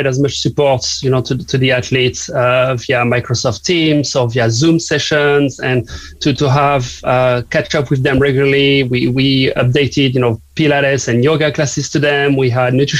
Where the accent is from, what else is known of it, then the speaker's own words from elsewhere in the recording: southern France, France; English is a second language; now in Cork, Ireland; as you may guess from my accent, I'm not from here, from Cork. I'm from the south of France